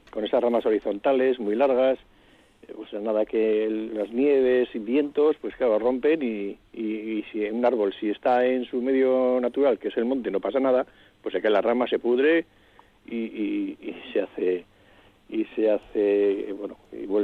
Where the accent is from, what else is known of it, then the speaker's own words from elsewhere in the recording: Vitoria, Basque Country, Spain; Yo soy de Vitoria, esa es, Paco, de Vitoria toda la vida. Yo he nacido en Sancho el Sabio y en la Florida he jugado al cinto